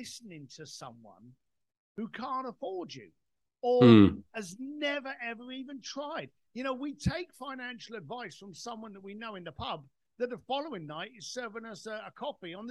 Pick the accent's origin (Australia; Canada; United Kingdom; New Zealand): United Kingdom; I'm British